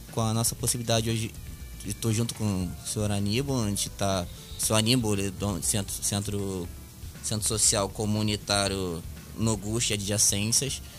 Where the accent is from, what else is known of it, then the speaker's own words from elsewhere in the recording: Rio de Janeiro, Brazil; Eu nasci e criei ali em Pilares